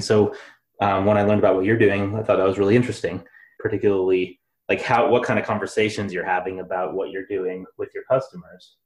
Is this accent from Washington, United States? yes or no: yes; Seattle, Washington, United States; moved away; I'm from Seattle